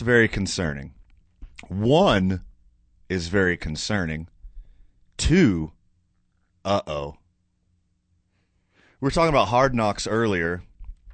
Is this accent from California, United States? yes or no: no; Houston, Texas, United States; now in Albuquerque, United States; I grew up in Houston